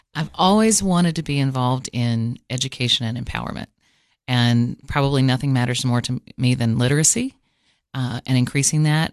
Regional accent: Cookeville, Tennessee, United States; also born or lived in Washington, D.C. / Los Angeles; I was born in Cookville and raised mostly here. I went to five different high schools and moved around

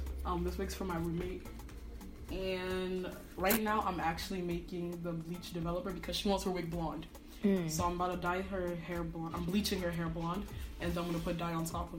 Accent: Nigeria; now in Salem, United States; I'm also Nigerian

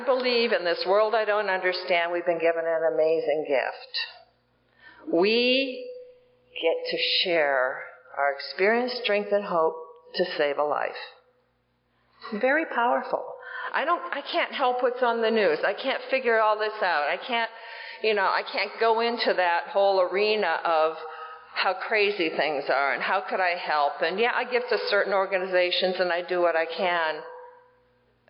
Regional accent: Iowa, United States; I grew up in Iowa

